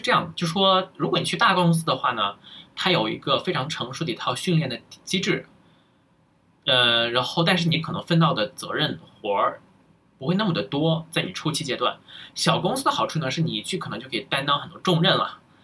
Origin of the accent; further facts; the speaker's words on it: China; moved away as an adult; now in United States; 我是愿意回到，非常渴望甚至是想回到国内的